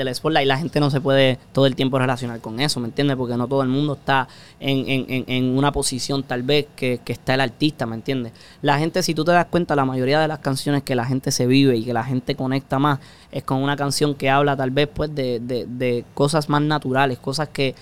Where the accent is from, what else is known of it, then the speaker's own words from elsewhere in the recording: Puerto Rico; No somos de Puerto Rico si no decimos puñeta